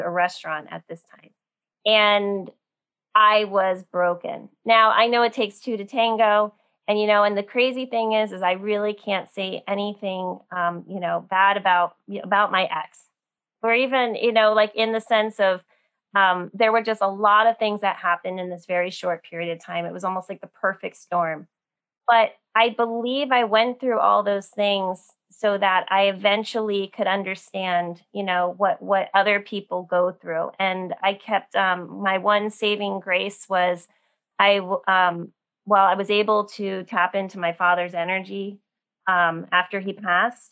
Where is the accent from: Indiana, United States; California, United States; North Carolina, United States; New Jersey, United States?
New Jersey, United States; New Jersey outside of New York City, United States; I grew up in New Jersey outside of New York City